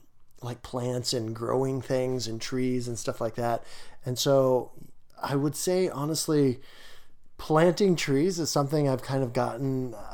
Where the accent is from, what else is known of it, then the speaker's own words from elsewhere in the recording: Canada; I'm a Canadian/tree nerd.